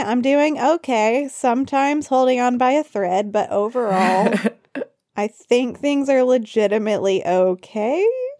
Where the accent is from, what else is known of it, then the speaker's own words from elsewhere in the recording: Arkansas, United States; moved away as an adult; also born or lived in Nepal; So I am back in my home state of Arkansas.